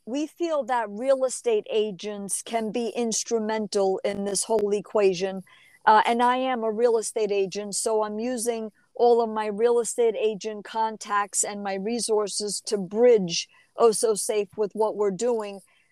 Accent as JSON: {"language": "English", "region": "New Jersey", "country": "United States", "tie": "born or raised there", "also_born_or_lived": "New York", "said": "I was raised in New Jersey"}